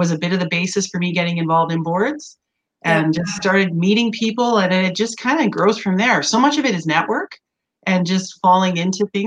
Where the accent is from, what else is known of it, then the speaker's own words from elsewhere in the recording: Edmonton, Alberta, Canada; also born or lived in Washington, D.C.; born and raised in Edmonton and went away to university